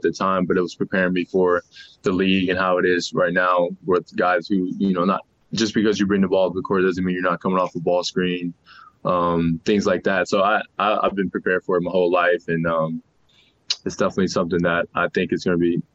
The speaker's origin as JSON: {"language": "English", "town": "New Orleans", "region": "Louisiana", "country": "United States", "moved": "yes", "lives_now": "Salt Lake City, United States", "said": "I'm from New Orleans, so it's hot"}